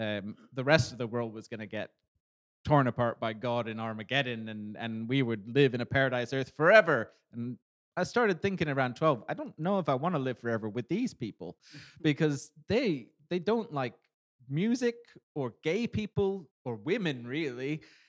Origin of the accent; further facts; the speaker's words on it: Canada; I'm from Canada, eh? You know, I like to get the beer in the back bacon in. That's what I used to sound like.